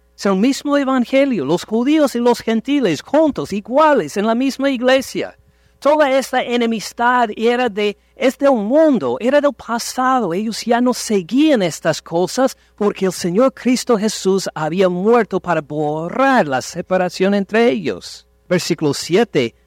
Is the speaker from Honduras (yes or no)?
no; Ohio, United States; Nací casi en Canadá, tan lejos de México nací. En Estados Unidos, en el estado de Ohio